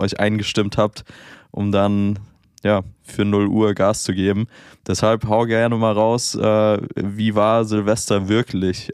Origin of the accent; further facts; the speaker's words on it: Germany; bei uns in Deutschland